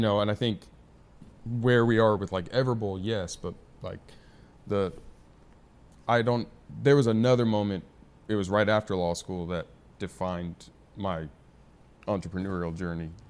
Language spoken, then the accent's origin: English; San Diego, California, United States; also born or lived in Arizona; San Diego, Scripps Ranch for, uh, high school. And family's been here, been here born and raised